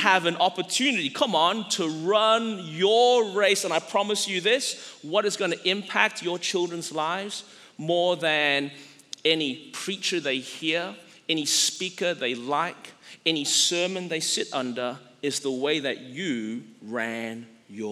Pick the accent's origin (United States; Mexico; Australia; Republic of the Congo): Australia; growing up in Australia and being like a relatively small country population-wise